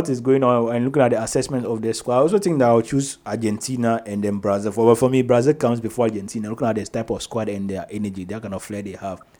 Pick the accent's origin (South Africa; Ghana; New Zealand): Ghana; So maybe as a Ghanaian